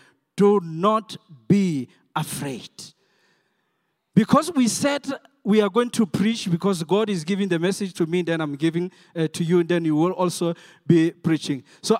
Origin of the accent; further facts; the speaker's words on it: South Africa; English is a second language; I'm not an English. I'm a Soto guy.